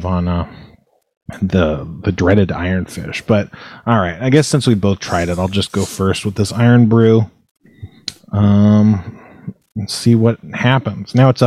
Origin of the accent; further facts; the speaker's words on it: United States; I'm American